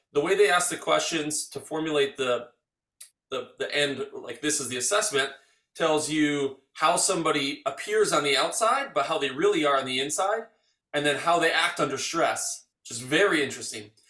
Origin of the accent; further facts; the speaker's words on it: Arbor Vitae, Wisconsin, United States; I grew up in Arbor Vitae.